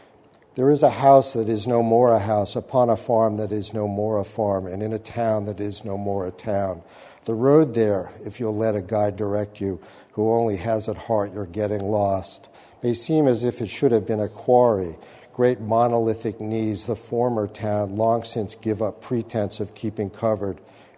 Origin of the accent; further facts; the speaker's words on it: New England, United States; and I sort of inhabited that growing up in New England